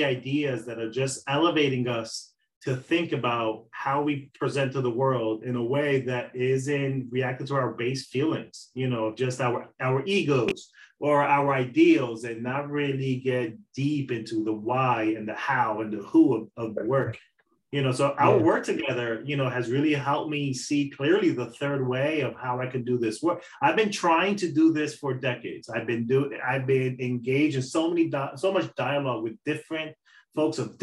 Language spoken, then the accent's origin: English; Dominican Republic; now in United States; me being a Dominican man